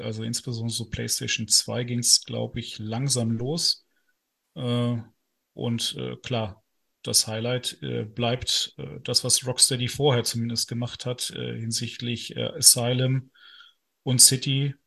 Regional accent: Northern Germany, Germany; now in Ruhr area, Germany; aus dem hohen Norden ursprünglich

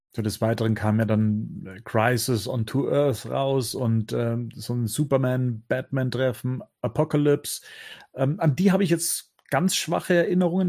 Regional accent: Munich, Bavaria, Germany; moved away as an adult; als eigentlich äh, verwurzelter äh, Münchner dann raus aufs Land gezogen

